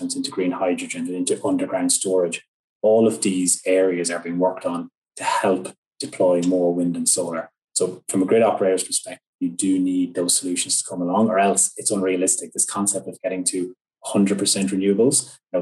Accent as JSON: {"language": "English", "country": "Ireland", "tie": "born or raised there", "said": "my home country, Ireland"}